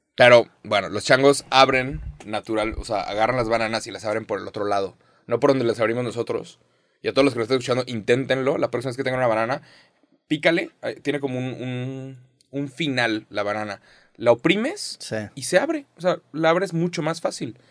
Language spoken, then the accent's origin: Spanish; Mexico; soy mexicano